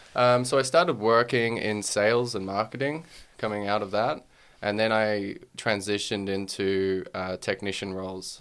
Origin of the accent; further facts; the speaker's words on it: Australia; also born or lived in Wales; being Australian